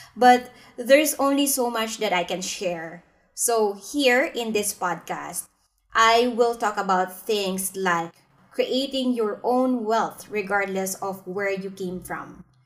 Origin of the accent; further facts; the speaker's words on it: Philippines; now in Singapore; I'm from the Philippines, but I'm currently practicing my financial advisory business here in Singapore